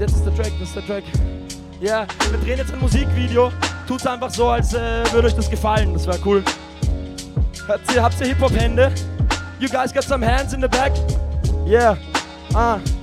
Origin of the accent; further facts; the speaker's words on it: Vienna, Austria; bei uns in Wien